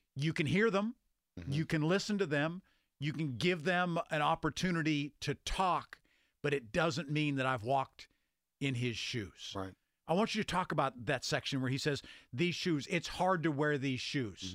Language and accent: English; Grove City, Pennsylvania, United States; moved away as an adult; also born or lived in Ohio / Michigan / North Carolina / West Virginia; You know, I grew up in Mercer County. So yeah. I grew up in rural part of Western Pennsylvania